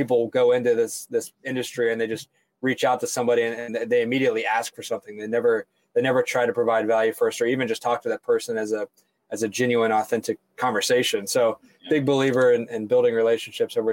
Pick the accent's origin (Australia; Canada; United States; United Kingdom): United States; Chillicothe, Ohio; also born or lived in Athens, Ohio / Columbus, Ohio; I'm born and raised here in Ohio. I grew about an hour south of Columbus